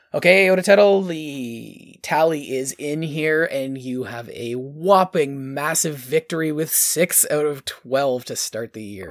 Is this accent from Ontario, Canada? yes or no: yes; Ontario, Canada; we're from Ont-, Ontario.